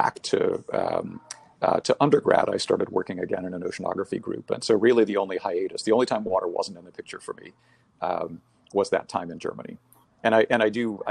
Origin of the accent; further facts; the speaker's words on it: Bahamas; moved away; I was born and raised in the Bahamas.